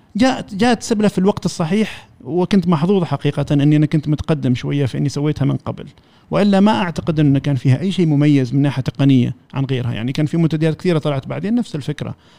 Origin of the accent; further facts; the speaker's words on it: Oman; نحن كعمانيين